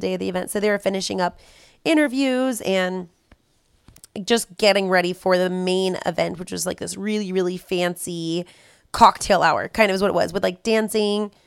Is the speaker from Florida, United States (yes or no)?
no; California, United States; We're from California.